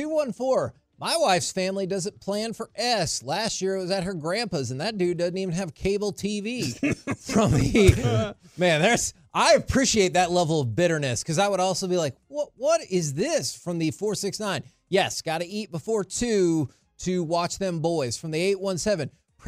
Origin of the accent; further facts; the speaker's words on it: Texas, United States; Because I was born and raised here in the Metroplex